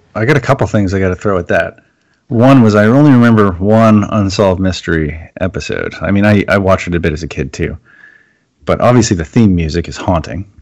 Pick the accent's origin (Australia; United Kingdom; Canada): Canada; I'm Canadian